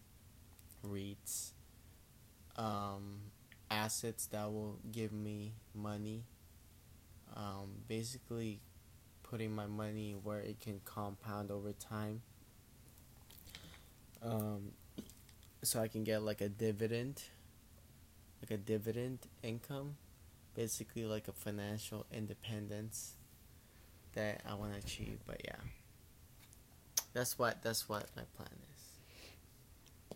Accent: Philippines; I grew up in the Philippines.

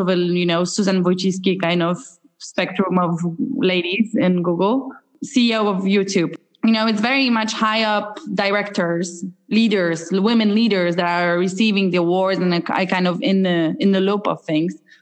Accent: Poland; moved away as an adult; now in Dublin, Ireland; I'm from Poland myself.

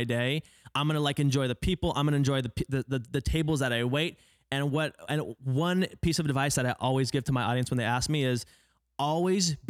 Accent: Oregon, United States; moved away as an adult; now in Los Angeles, United States; I'm from Oregon

